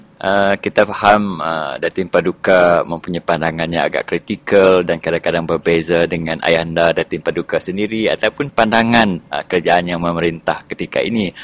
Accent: Sarawak, Malaysia; saya secara peribadi uh, sebagai anak Sarawak

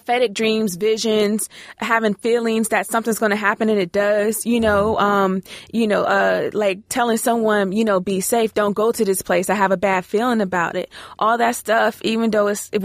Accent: Maryland, United States; now in Ohio, United States; I live in Ohio, but I'm from Maryland.

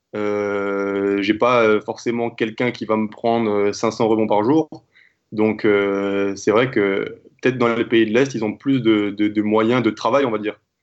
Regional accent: France; je suis né en France, je suis français

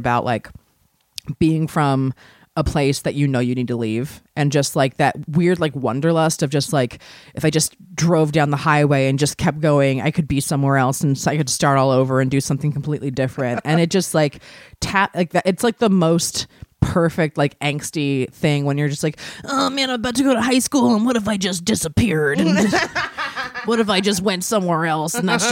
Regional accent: Maryland, United States; now in California, United States; I'm from Maryland originally, and when I moved out to California

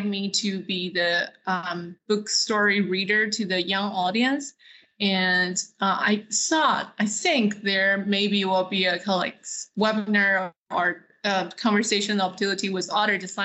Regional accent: China; now in Dallas, United States; I grew up in China, so I know how to speak Mandarin

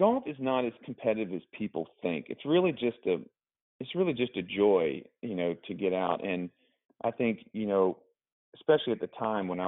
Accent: Augusta, Georgia, United States; also born or lived in Mississippi; grew up in Augusta, Georgia, which is basically like the golf capital of the world

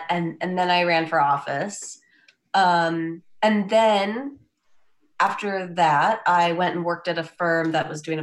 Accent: Wisconsin, United States; moved away as an adult; now in Lincoln, United States; I'm from Wisconsin originally, and I did come here for law school at the time

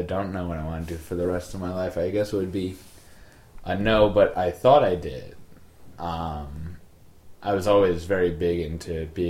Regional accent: Smithtown, New York, United States; also born or lived in Mineola; I never actually lived in Mineola. My mother did. But I was I wasn't born in that. I was raised in Smithtown, I guess, after, like, the second day after I was born.

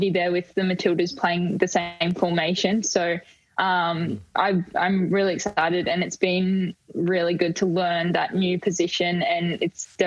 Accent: Queensland, Australia; moved away as an adult; now in Melbourne, Australia; I'm from Queensland

